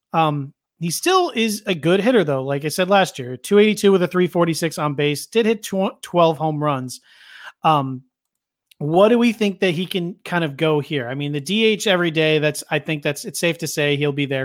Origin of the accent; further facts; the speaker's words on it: Philadelphia, Pennsylvania, United States; I grew up here around Philadelphia.